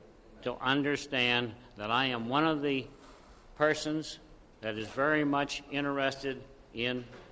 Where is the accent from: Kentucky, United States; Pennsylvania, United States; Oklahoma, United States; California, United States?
Pennsylvania, United States; Harrisburg; I'm from Harrisburg, Pennsylvania